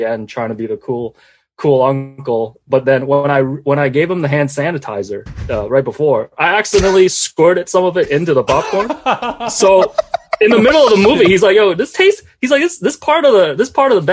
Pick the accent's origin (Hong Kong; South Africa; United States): Hong Kong; moved away; I grew up in Hong Kong, so I read a lot of like manga, watched a lot of anime.